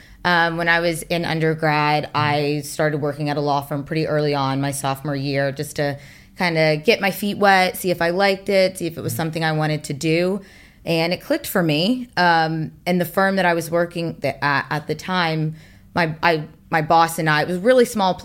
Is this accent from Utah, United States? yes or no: no; Atlanta, Georgia, United States; moved away; I'm from Atlanta.